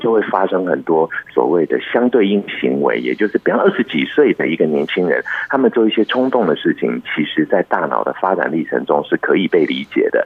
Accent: Taiwan; 我是在一九七零年代出生的台湾人

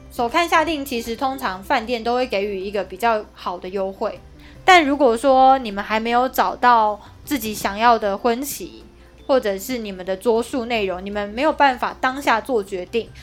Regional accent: Kaohsiung, Taiwan; 因为我是高雄人

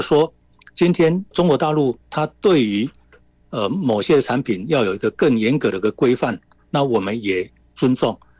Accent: Taiwan; 在我们台湾这边

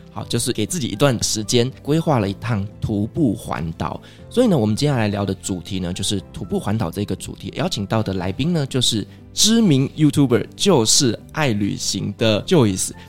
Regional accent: Kaohsiung, Taiwan; 没错，就跟我的家乡一样，是一个充满爱与温度的地方。

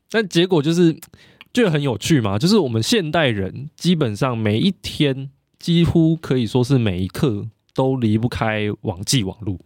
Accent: Taiwan; 我是台湾人欸

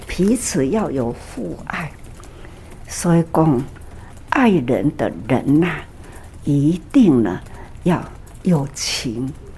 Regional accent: Taiwan; 我们在台湾也是祖先 出来的时候，它也是移民啊

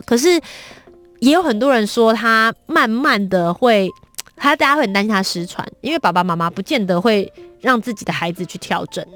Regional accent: Kaohsiung, Taiwan; 我本身是高雄人

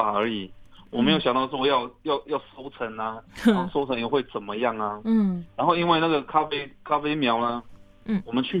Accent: Chongguang village, Hualien County, Taiwan; moved away; 他们如果知道我们是从崇光部落出来的呃学生或朋友。

